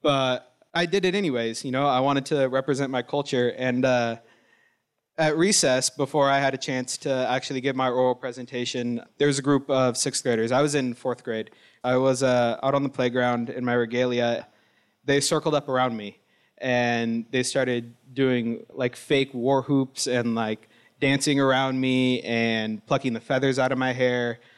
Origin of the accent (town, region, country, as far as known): Wilton Rancheria, Sacramento Valley, California, United States